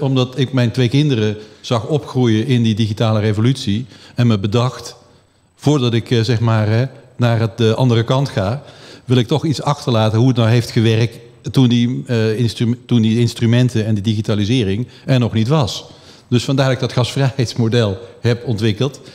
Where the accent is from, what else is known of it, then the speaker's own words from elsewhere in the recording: Flanders, Belgium; moved away as an adult; now in Netherlands; om pas op je twintigste terug te komen naar Nederland met je Nederlands paspoort, terwijl je in Vlaanderen geboren bent en getogen bent